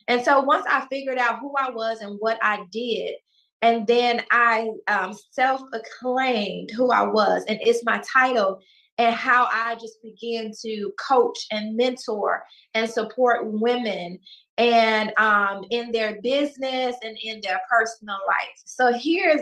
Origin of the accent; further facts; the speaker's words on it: Chicago, Illinois, United States; because I'm from Chicago